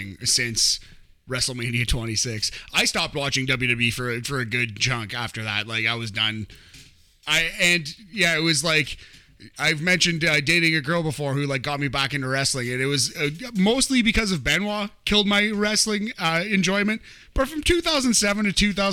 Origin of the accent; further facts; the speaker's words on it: Canada; I'm a Hart fan, I'm a Canadian